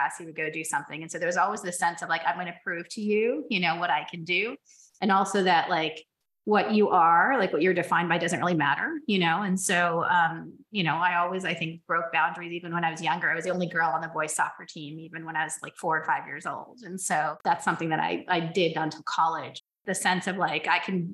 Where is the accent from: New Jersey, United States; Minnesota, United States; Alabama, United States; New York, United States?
New Jersey, United States; born or raised there; also born or lived in Ohio